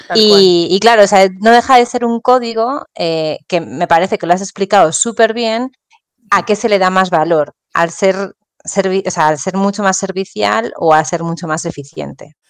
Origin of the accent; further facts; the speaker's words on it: Spain; moved away as an adult; also born or lived in Ireland / Peru; cuando regresé a España